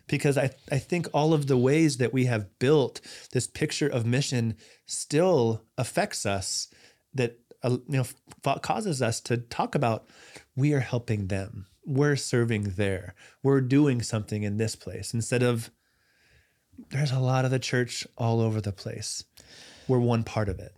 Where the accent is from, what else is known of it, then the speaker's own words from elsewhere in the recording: United States; as an American